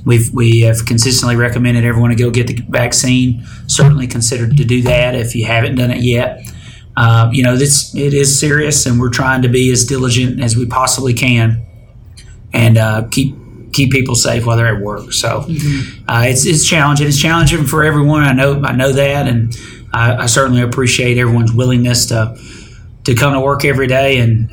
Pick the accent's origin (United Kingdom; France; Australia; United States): United States; Detroit, Michigan; Back home for me, because I'm from Detroit.